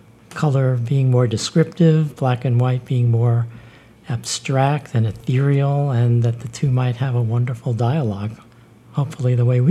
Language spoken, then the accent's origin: English; New York City, New York, United States; Born in Bed-Stuy, right.